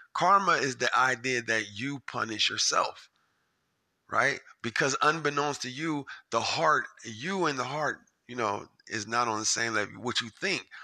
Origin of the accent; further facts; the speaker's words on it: Japan; I was born in Japan